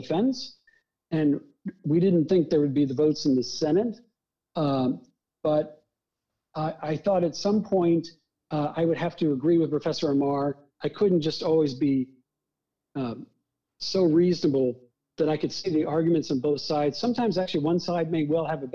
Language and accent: English; the Deep South, Alabama, United States; moved away; growing up in the Deep South as a Jew who was experiencing some of that discrimination